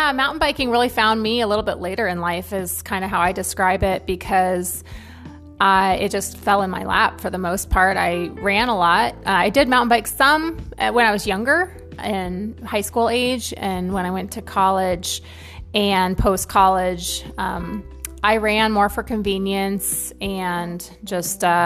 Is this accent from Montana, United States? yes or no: yes; Northwest Montana, United States; also born or lived in Northern California; I was born in Northern California. My parents lived a very simple life. I have four brothers. They moved to Northwest Montana when I was nine. So I do consider myself a Montanan. That's where I remember growing up.